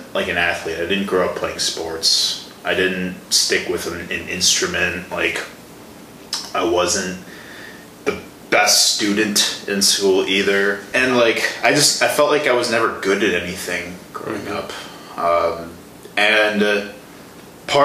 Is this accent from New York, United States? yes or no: no; Chicago, Illinois, United States; moved away as an adult; also born or lived in Milwaukee, Wisconsin; The Chicago area. Okay. South suburbs of Chicago.